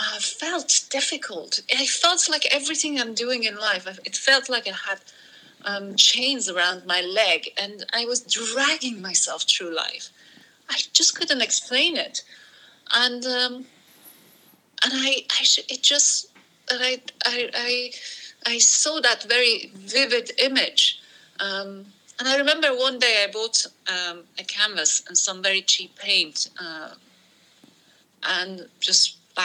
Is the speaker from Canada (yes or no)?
no; Iran; also born or lived in Portsmouth, United Kingdom; now in United Kingdom; I grew up in Iran